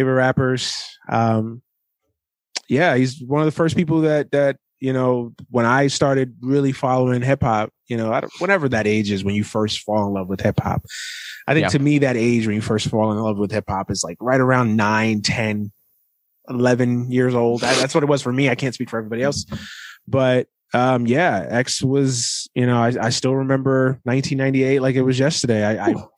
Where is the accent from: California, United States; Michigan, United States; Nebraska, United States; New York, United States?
New York, United States; growing up in New York at that time